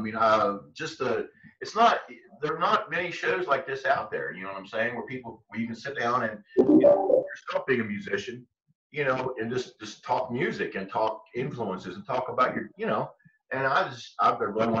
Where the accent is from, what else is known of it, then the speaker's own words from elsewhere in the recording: Marlinton, West Virginia, United States; also born or lived in Washington, D.C.; I came there when I was I think it was like second grade, and I've been here ever since. There's nothing like West Virginia.